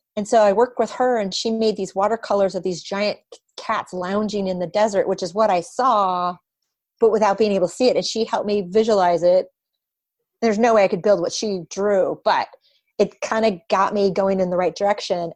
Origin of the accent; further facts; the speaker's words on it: Portland, Oregon, United States; now in Bay Area, United States; Portland, my hometown